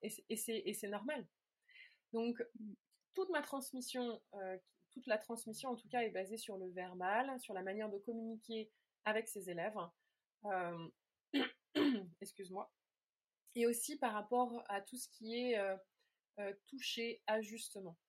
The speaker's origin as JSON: {"language": "French", "area": "near Meung-sur-Loire, Orléans area", "region": "Centre-Val de Loire", "country": "France", "tie": "born or raised there", "said": "j'avais commencé à donner des cours dans un petit village, pas très loin de là où j'ai grandi"}